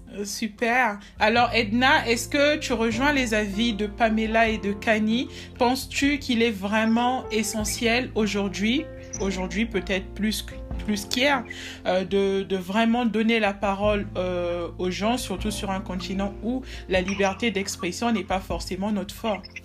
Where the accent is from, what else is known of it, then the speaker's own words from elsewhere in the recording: Republic of the Congo; also born or lived in South Africa; chez moi au Congo-Brazzaville